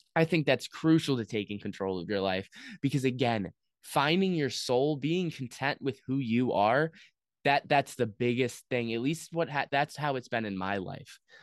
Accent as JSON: {"language": "English", "country": "United States", "said": "as an American citizen"}